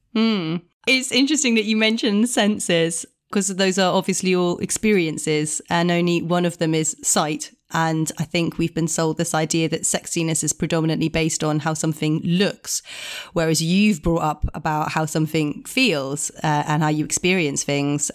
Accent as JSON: {"language": "English", "country": "Italy", "tie": "born or raised there", "said": "growing up in Italian culture"}